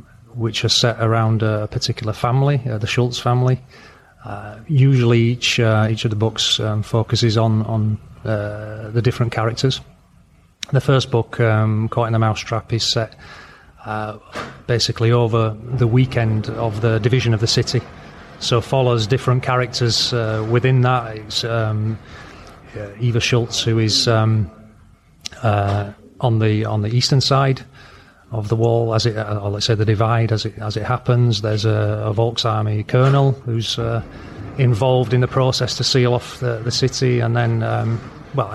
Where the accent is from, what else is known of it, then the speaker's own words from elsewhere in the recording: Leeds, Yorkshire and the Humber, United Kingdom; I'm from Leeds